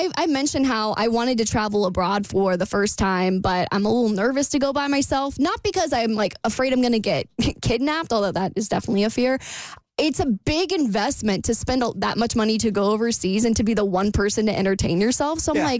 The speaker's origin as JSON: {"language": "English", "country": "United States", "said": "I'm American"}